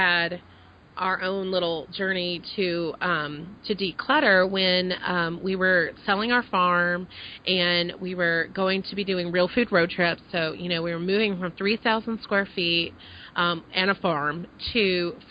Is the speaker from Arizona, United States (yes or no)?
no; Dallas, Texas, United States; moved away as an adult; also born or lived in Connecticut / Maine; I grew up in the Dallas area, so it's kind of that southern mentality